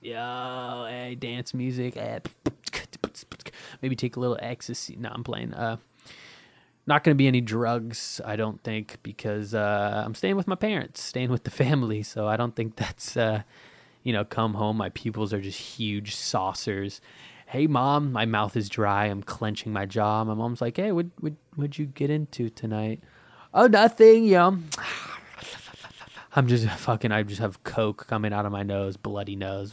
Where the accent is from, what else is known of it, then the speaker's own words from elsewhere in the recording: United States; I'm American